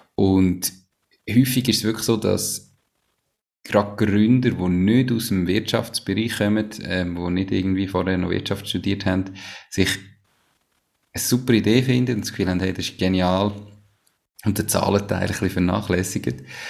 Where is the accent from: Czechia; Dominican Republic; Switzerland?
Switzerland; sind wir Schweizer